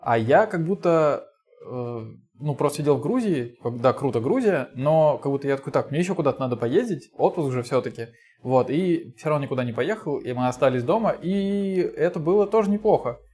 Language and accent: Russian; Volgograd, Volgograd Oblast, Russia; я из Волгограда